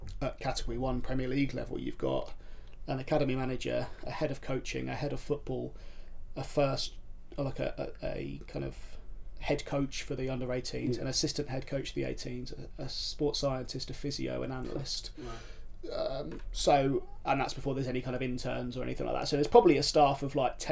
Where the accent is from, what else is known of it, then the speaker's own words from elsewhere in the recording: Norwich, East of England, United Kingdom; to work at my hometown club